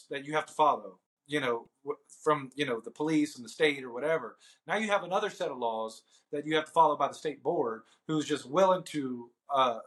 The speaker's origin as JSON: {"language": "English", "area": "Bayou country", "region": "Louisiana", "country": "United States", "said": "I'm from the Bayou country"}